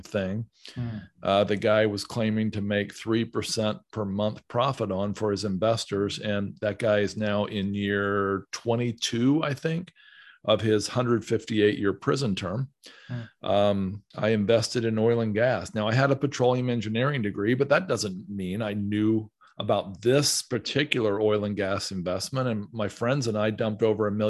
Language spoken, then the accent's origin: English; Southern Ohio, United States; I grew up in Southern Ohio